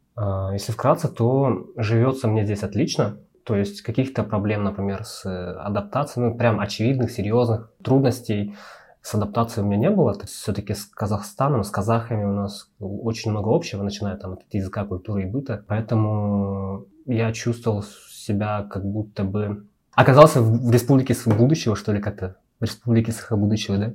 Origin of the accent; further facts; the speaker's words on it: Sakha Republic, Russia; moved away as an adult; now in Almaty, Kazakhstan; я не казах, я сахар